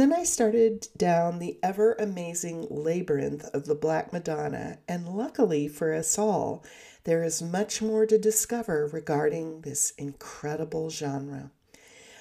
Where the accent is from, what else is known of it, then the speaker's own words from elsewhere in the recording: Southern California, United States; accent: Southern California; my Southern California accent